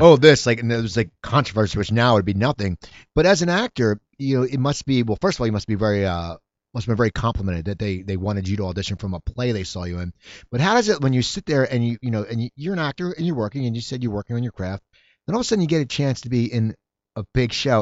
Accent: near Philadelphia, Pennsylvania, United States; I grew up, I grew up near Philadelphia

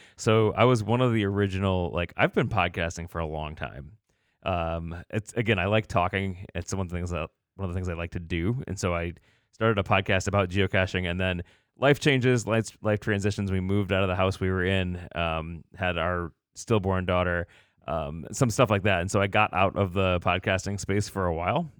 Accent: Batavia, Illinois, United States; now in Goshen, United States; I was born in this area, um, but then did most of my growing up in the Chicagoland area

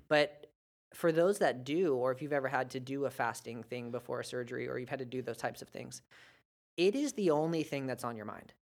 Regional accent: United States; as an American

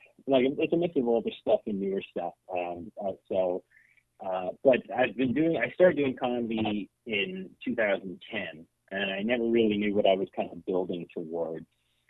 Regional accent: Kelowna, British Columbia, Canada; also born or lived in Ontario; Well, I mean, when I came back from Ontario, I initially moved back to my hometown of Kelowna.

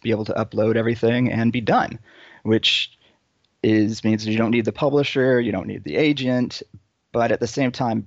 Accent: Dallas, Texas, United States; moved away as an adult; also born or lived in New York / Boston; now in Long Beach, United States; I am Texan, born and raised. Grew up, the important years in Dallas

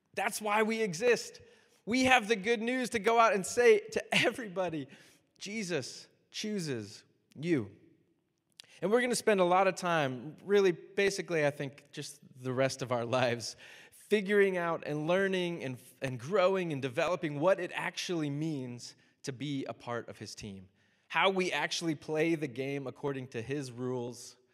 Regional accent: Miami, Florida, United States; I'm from Miami, so I'm a huge Dolphins fan

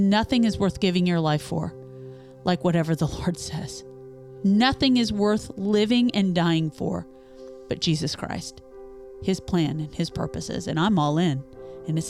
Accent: Topeka, Kansas, United States; moved away as an adult; now in Louisville, United States; I'm from, my hometown is just an hour outside of Kansas City in Topeka, Kansas

